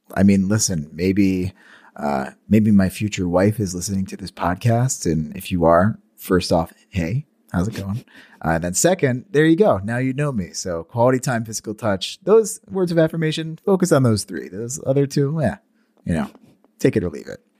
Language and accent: English; Marcellus, United States; in my hometown, Rock and Bowl on the weekends